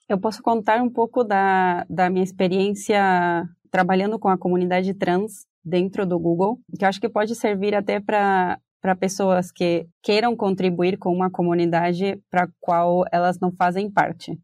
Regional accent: Argentina; Portuguese is a second language; moved away as an adult; now in Brazil; se vocês estão sentindo um sotaque, é porque eu sou argentina, moro no Brasil faz mais ou menos cinco anos

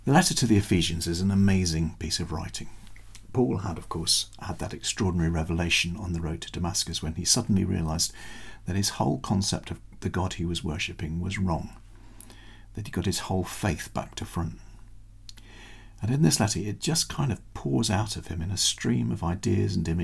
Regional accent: United Kingdom; as a Brit

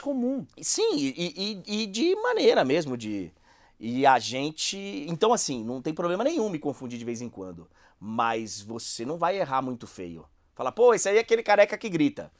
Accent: Bahia, Brazil; Eu fui criado na Bahia.

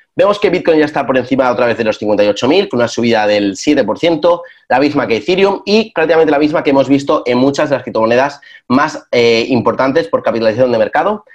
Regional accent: Spain; en España, que es de donde yo soy yo

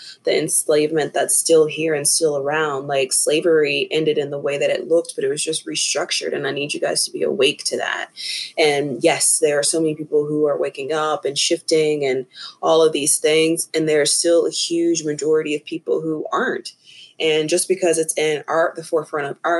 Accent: Tennessee, United States; moved away as an adult; now in Asheville, United States; I'm from, born and raised in Tennessee

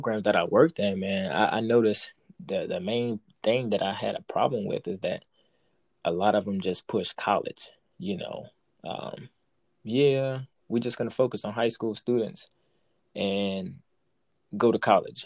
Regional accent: New York City, New York, United States; I grew up in Brooklyn young, and you know what I'm saying, on Flatbush

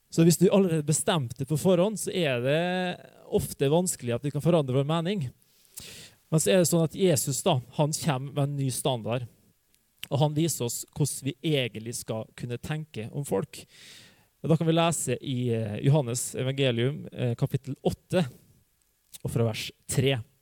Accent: Hustadvika, Møre og Romsdal, Norway; moved away; jeg vokste opp i Hustavika

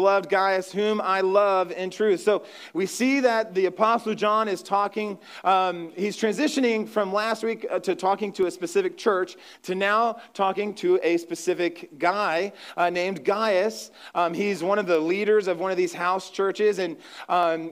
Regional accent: Ohio, United States; moved away; I'm from Ohio, I'm from the Midwest

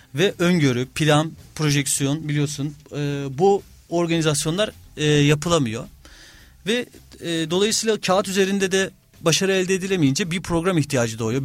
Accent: Istanbul, Turkey; also born or lived in Kocaeli / London; 1982 İstanbul doğumluyum. Ee, ilk ortaokul, lise İstanbul'da okudum.

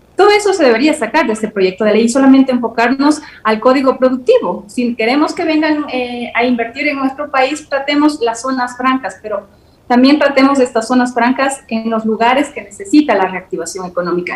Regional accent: Ecuador; somos nosotros los ecuatorianos

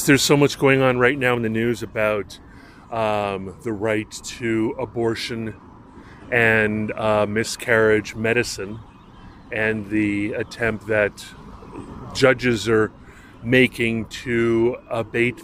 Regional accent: Hawaii, United States; as a young man growing up in Hawaii

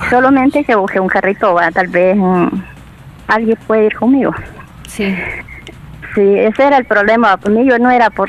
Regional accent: El Salvador; yo soy del cantón, soy de aquí de Jucal.

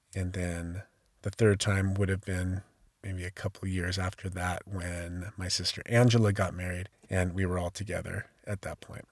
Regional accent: Sacramento, California, United States; I was born in 1971 in Sacramento, California

